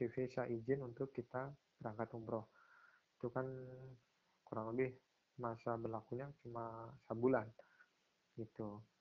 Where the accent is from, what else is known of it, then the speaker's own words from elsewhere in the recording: Pati, Central Java, Indonesia; itu uh, kalau di eh, daerah saya di Pati itu setauku